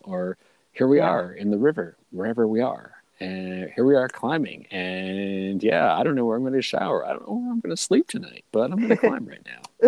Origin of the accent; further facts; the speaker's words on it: Scotland, United Kingdom; I'm from Scotland